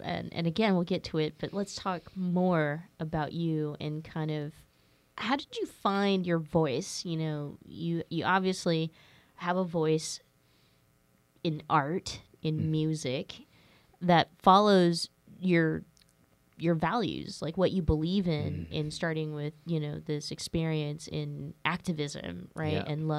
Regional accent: Stockton, California, United States; Yeah, what's interesting is myself growing up in Stockton, California, I mean, gangster rap was a big deal, right?

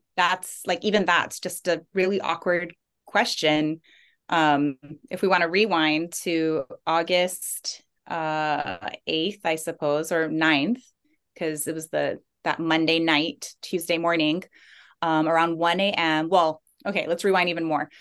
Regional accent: Big Island, Hawaii, United States; moved away as an adult; now in Maui, United States; I moved from the Big Island where I'm from

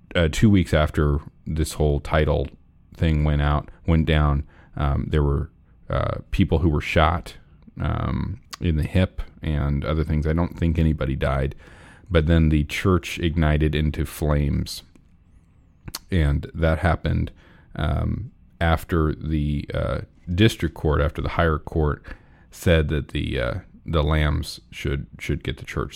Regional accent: Nebraska, United States; I grew up in Nebraska

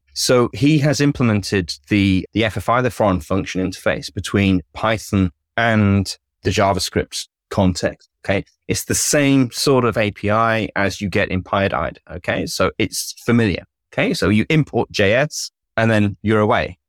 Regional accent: United Kingdom; clearly I'm British

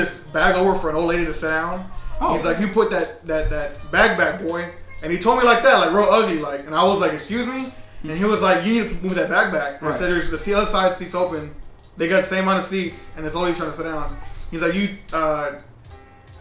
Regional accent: Texas, United States; also born or lived in Mexico; I'm from the United States.

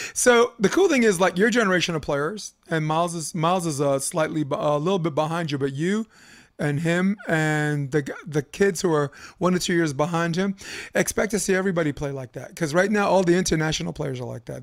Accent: New York City, New York, United States; moved away; as a kid who grew up in Brooklyn, New York

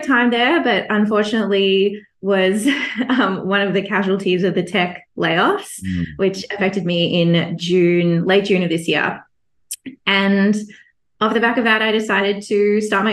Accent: Melbourne, Victoria, Australia; moved away as an adult; now in Singapore; I'm Australian, so born and raised in Melbourne, Australia

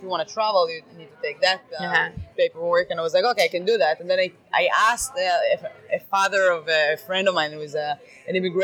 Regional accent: Israel; moved away as an adult; also born or lived in Tel Aviv; now in Boston, United States; I am Israeli

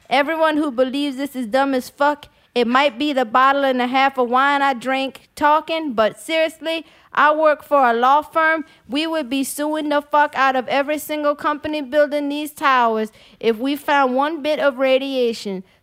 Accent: West Bank, Louisiana, United States; I grew up on West Bank, born and raised on that side, and it was never New Orleans.

